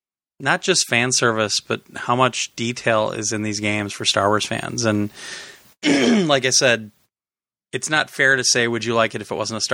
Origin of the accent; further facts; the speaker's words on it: Wisconsin, United States; I grew up in Wisconsin